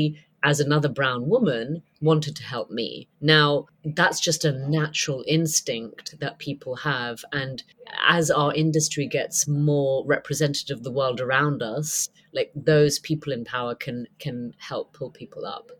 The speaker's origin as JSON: {"language": "English", "country": "United Kingdom", "also_born_or_lived": "United States", "said": "I'm a Brit"}